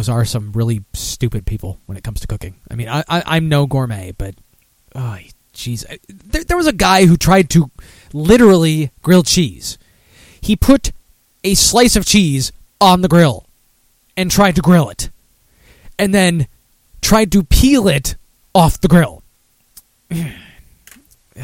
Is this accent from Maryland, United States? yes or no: no; Michigan, United States; moved away; I'm originally from Michigan